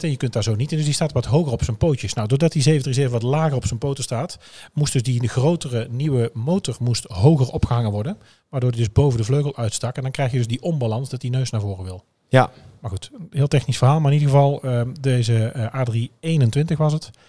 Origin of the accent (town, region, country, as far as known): Netherlands